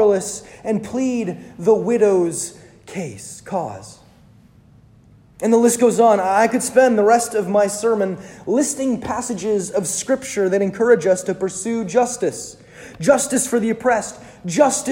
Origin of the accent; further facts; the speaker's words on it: United States; as Americans